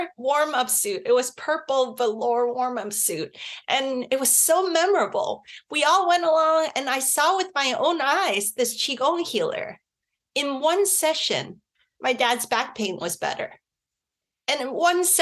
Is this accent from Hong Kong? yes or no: yes; Hong Kong; we were growing up in Hong Kong at the time